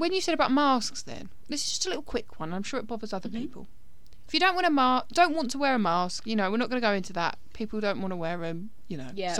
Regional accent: United Kingdom; As British people

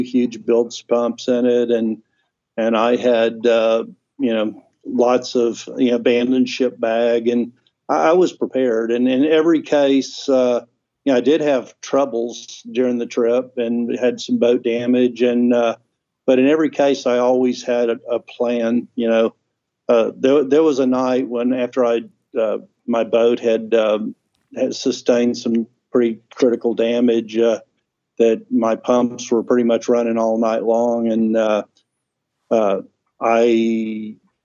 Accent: Texas, United States; I am a Texan sitting in the middle of the Arctic

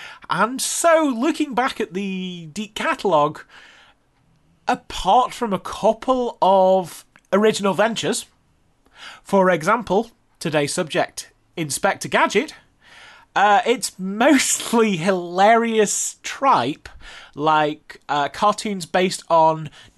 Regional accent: United Kingdom; being British, we got things a few years later

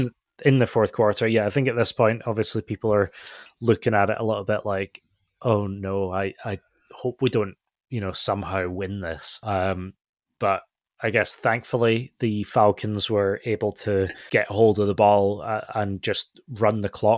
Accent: Scotland, United Kingdom; as a Scottish person

